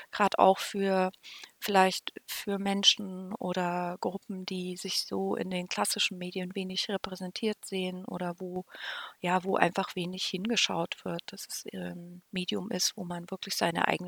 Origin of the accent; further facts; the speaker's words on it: Weimar, Thuringia, Germany; Ich bin eigentlich in Weimar aufgewachsen